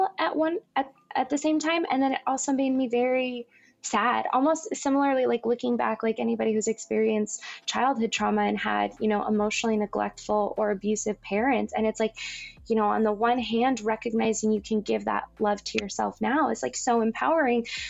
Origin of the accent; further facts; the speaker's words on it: Las Vegas, Nevada, United States; also born or lived in Southern California; now in Los Angeles, United States; I grew up in Las Vegas